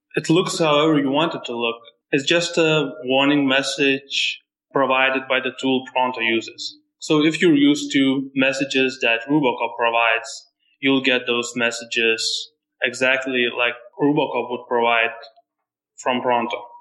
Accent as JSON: {"language": "English", "country": "Lithuania", "said": "I'm not from USA. I'm from Lithuania"}